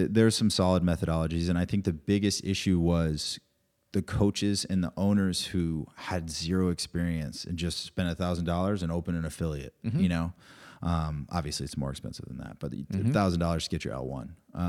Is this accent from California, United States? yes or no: no; Rhode Island, United States; He's from Vermont, I'm from Rhode Island originally.